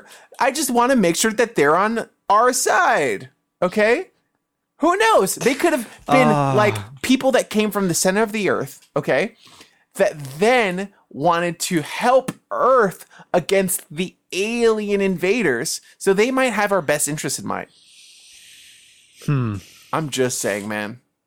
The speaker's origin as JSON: {"language": "English", "town": "New York City", "region": "New York", "country": "United States", "tie": "born or raised there", "said": "I grew up in the Bronx. That's you got to be a tough guy."}